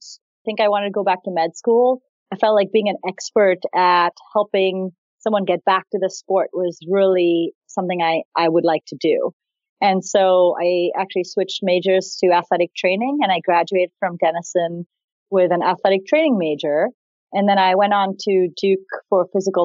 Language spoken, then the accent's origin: English; Mumbai, Maharashtra, India; moved away as an adult; also born or lived in Granville, Ohio; So I grew up in Bombay, India, and I got off a plane in Granville, Ohio, in 2001.